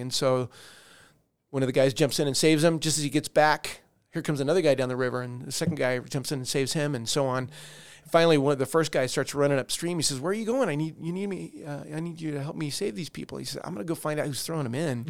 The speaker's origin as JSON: {"language": "English", "town": "Colorado Springs", "region": "Colorado", "country": "United States", "tie": "born or raised there", "also_born_or_lived": "Denver / North Carolina / Alabama", "said": "we moved to Colorado Springs, and I mainly grew up there"}